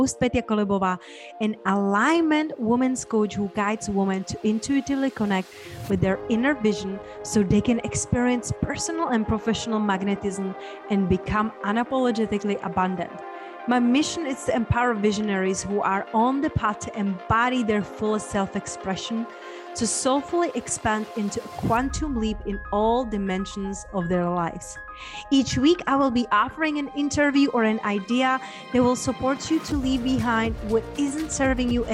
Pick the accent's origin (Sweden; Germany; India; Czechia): Czechia; English is a second language; moved away; when I was growing up in Czech Republic, yes, hence there's my unpronounceable name and my accent is from